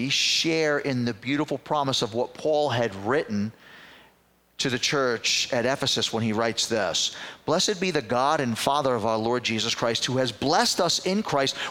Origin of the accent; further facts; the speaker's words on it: New York City, New York, United States; I was growing up in the Bronx as a kid